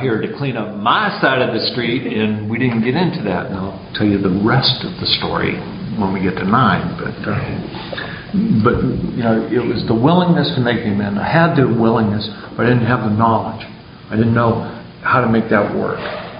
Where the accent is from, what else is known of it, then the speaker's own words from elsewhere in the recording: San Diego, California, United States; I grew up in San Diego and got sober in AA in San Diego, low these many years ago.